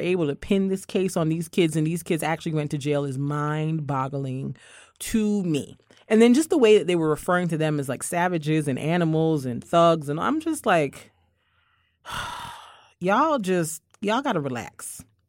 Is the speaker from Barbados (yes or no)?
yes; Barbados; moved away; as a kid growing up in Barbados